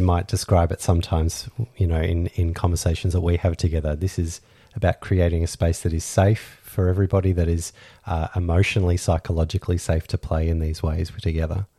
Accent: Australia; We're Australian lifestyle kinksters

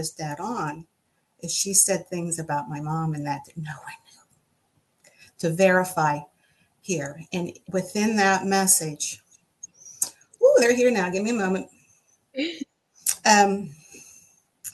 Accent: United States; I'm an American for sure. And a proud one at that. But I said, my lineage is what guides me and influences me

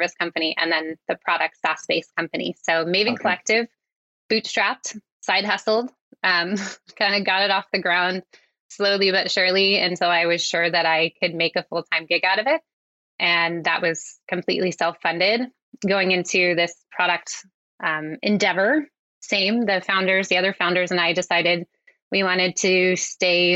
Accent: Coeur d'Alene, Idaho, United States; moved away as an adult; also born or lived in Vancouver, Canada; now in Squamish, Canada; I'm originally from Coeur d'Alene, Idaho.

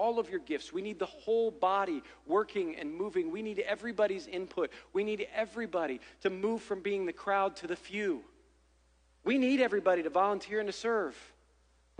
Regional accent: Ohio, United States; I'm from Ohio

